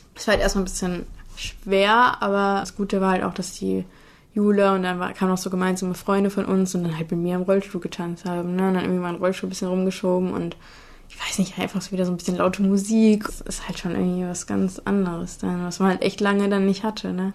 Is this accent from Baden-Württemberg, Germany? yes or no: no; Cologne, North Rhine-Westphalia, Germany; im Vorort von Köln aufgewachsen